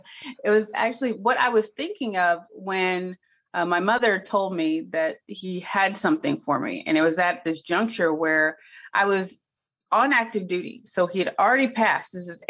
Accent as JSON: {"language": "English", "town": "Cookeville", "region": "Tennessee", "country": "United States", "tie": "born or raised there", "said": "I'm a country girl. I'm from Tennessee, Cookeville, or as the natives call it, Cooville. And I grew up, you know, the regular, not Little House on the Prairie country, but I mean, pretty close to it."}